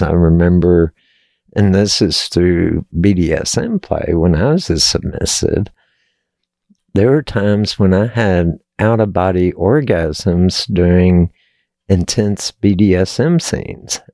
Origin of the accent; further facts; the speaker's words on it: Texas, United States; I was born and raised in Texas